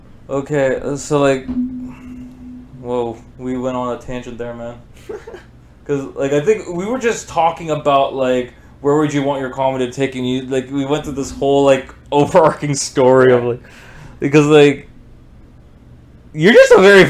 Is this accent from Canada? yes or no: no; Trinidad & Tobago; I'm Trinidadian. I live around this stuff.